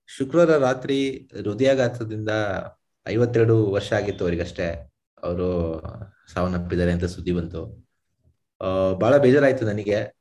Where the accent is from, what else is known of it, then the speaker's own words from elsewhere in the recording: India; ನಮ್ ಭಾರತೀಯರು ನಾವು